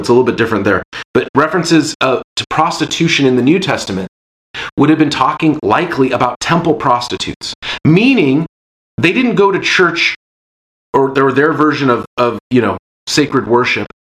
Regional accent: Seattle, Washington, United States; growing up in Seattle, just a happenstance of when I was born and where I was born

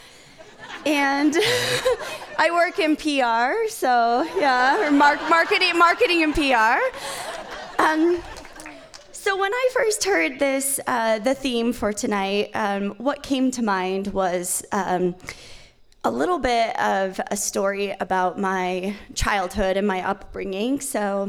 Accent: Malad City, Idaho, United States; I was raised in Malad

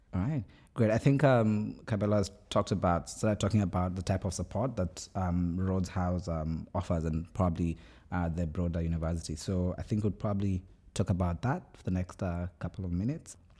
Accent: Kenya; moved away as an adult; now in Oxford, United Kingdom; I'm from Kenya

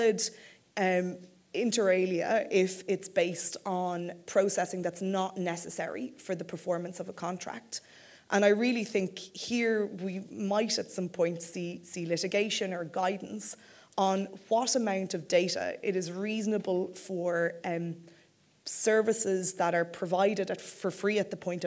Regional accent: Ireland; now in United Kingdom; I'm Irish, but living in the UK

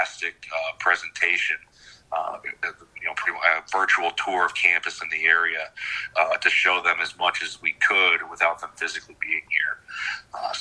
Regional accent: Buffalo, New York, United States; moved away as an adult; also born or lived in Nevada; now in Maine, United States; I was born and raised in Buffalo

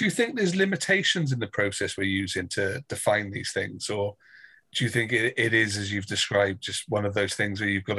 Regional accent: Brecon and Radnor, Wales, United Kingdom; So I'm from Brecon and Radnor

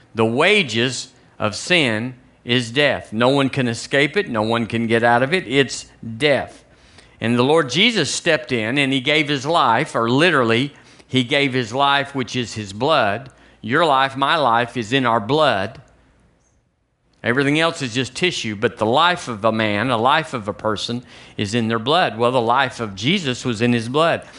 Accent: United States; also born or lived in Tuscaloosa, Alabama; we're American

